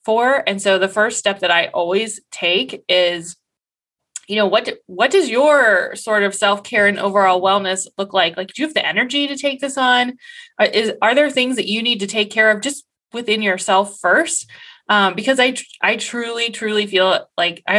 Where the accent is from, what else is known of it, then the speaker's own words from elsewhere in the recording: Columbus, Ohio, United States; I'm from Columbus, Ohio